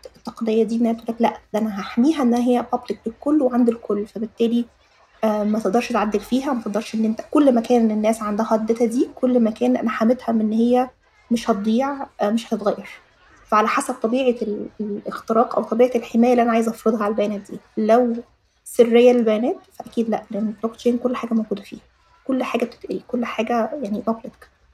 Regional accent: Egypt; عندنا في مصر

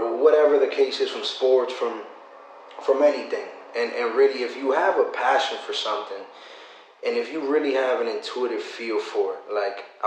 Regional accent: Massachusetts, United States; I come from Massachusetts, small inner city.

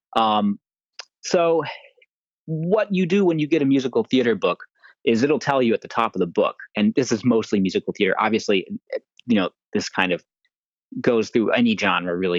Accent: Atlanta, Georgia, United States; I was growing up in Atlanta at the time.

